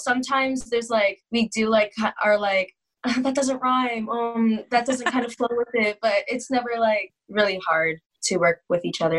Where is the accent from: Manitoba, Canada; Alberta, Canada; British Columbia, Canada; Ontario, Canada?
Ontario, Canada; Oshawa; I am from Oshawa, Ontario, which is about 45 minutes east of Toronto, Ontario.